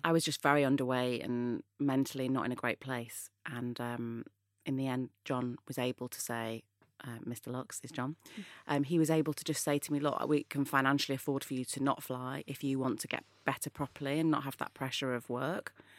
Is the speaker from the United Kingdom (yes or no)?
yes; Manchester, North West England, United Kingdom; moved away; I was brought up in Manchester, which is in the north of England